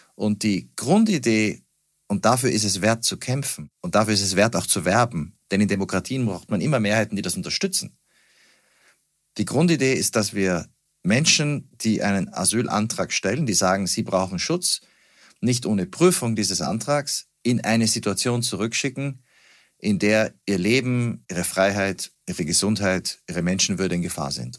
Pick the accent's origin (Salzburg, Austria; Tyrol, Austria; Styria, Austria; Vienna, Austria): Salzburg, Austria; moved away as an adult; now in Berlin, Germany; ich bin Wahl-Berliner, geboren in Salzburg, aufgewachsen in Österreich